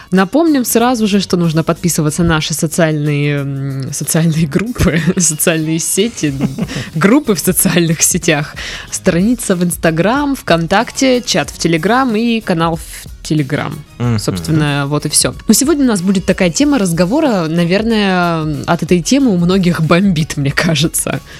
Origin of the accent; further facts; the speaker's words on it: United States; Russian is a second language; now in Russia; Я недавно приехала в Россию, и мне очень интересно услышать ваше мнение по поводу феминизма. Я сама из Америки